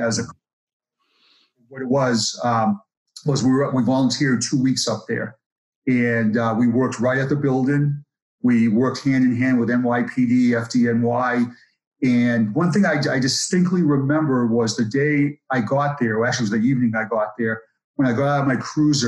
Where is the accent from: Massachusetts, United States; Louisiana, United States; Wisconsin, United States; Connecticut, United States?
Massachusetts, United States; Boston; I grew up in Boston, and my neighborhood had a police officer